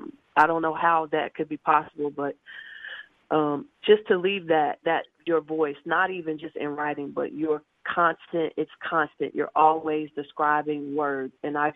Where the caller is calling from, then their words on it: Columbus, Georgia, United States; I am calling from Columbus, Georgia.